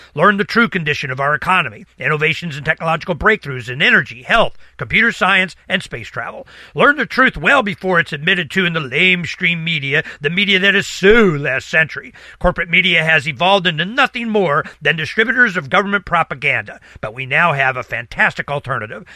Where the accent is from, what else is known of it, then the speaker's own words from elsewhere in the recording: Dade City, Florida, United States; I was born in a hospital in Dade City, Florida